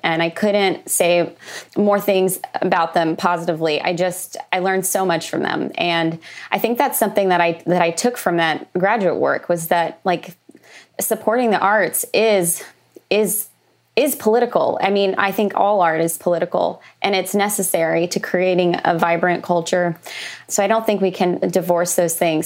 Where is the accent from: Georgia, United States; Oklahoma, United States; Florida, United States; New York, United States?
Oklahoma, United States; moved away; also born or lived in Los Angeles; I grew up in Oklahoma, which is a landlocked state